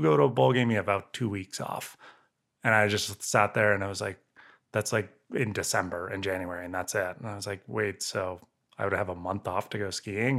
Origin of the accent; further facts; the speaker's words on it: Santa Cruz, California, United States; moved away; I grew up in Santa Cruz and I, yeah, I grew up surfing